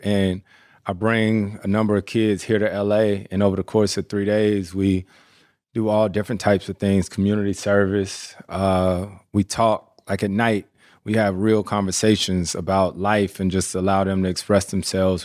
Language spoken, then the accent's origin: English; North Carolina, United States; moved away as an adult; I'm born and raised in North Carolina